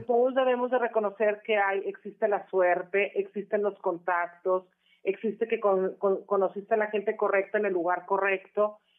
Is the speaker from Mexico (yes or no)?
yes; Monterrey, Nuevo León, Mexico; Monterrey, Nuevo León, que es donde de donde soy originaria